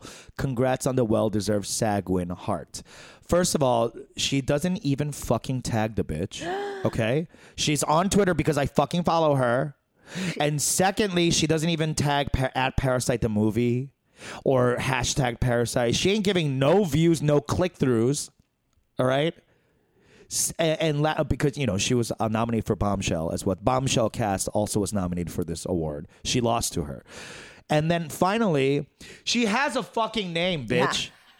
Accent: South Africa; I'm from South Africa. We do it differently.

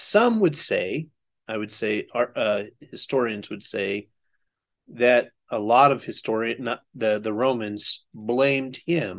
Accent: southeastern Oklahoma, United States; I'm from southeastern Oklahoma

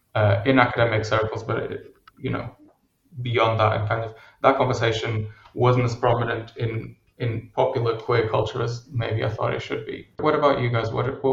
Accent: Portugal; moved away as an adult; for as long as I had on my profile that I was from Portugal.

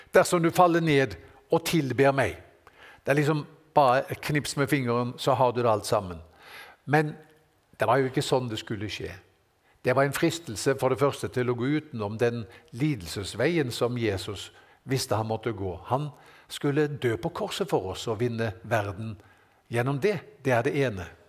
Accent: Norway; Her på berget, hjemme i Norge her

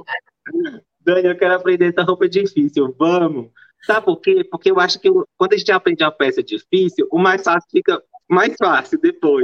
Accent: interior of Bahia, Brazil; moved away as an adult; also born or lived in Salvador / Belo Horizonte; eu, nasci em Salvador, mas eu fui criada no interior da Bahia

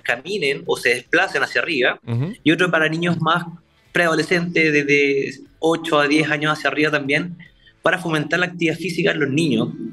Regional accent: Concepción, Biobío, Chile; somos de Concepción, somos penquistas y de Conce al mundo.

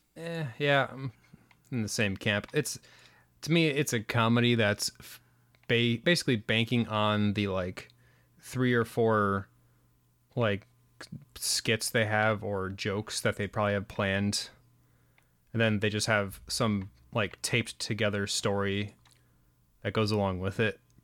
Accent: United States

